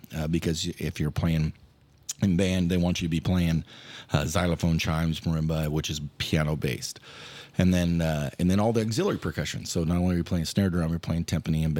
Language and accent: English; Barneston, Nebraska, United States; moved away as an adult; also born or lived in Wayne, Nebraska; now in Norfolk, United States; Grew up next to a town called Barnston, Nebraska